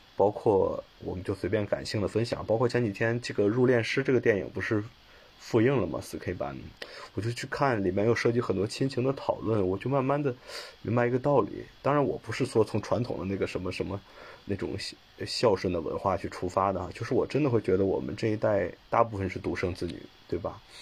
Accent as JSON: {"language": "Chinese", "country": "China", "tie": "born or raised there", "moved": "yes", "lives_now": "Beijing, China", "said": "因为我本身我家乡是个二线城市，还是直辖市"}